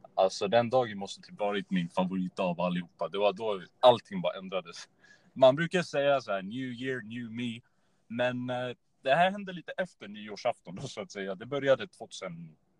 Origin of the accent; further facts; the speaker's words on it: Örebro, Örebro County, Sweden; född och uppvuxen i Örebro